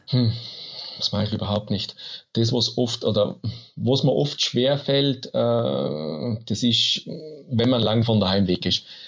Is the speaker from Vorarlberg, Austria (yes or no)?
no; Neustift im Stubaital, Tyrol, Austria; in Neustift im Stubertal, äh, man, wir haben, ja, ich bin mitten im Skigebiet aufgewachsen